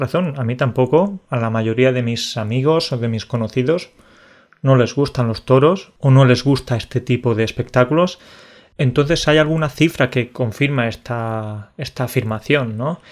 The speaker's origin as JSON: {"language": "Spanish", "country": "Spain", "said": "tú y yo somos españoles"}